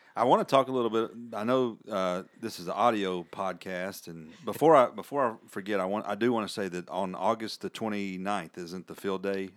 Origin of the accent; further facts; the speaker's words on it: Birmingham, Alabama, United States; I was born in Birmingham, Alabama